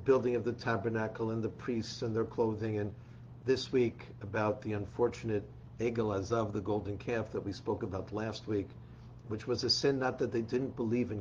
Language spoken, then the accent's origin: English; New York City, New York, United States; I grew up in the Bronx